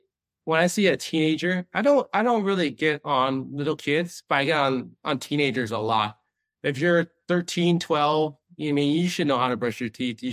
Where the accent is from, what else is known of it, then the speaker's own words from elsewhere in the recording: Long Beach, California, United States; also born or lived in Boston; now in Las Vegas, United States; growing up in Long Beach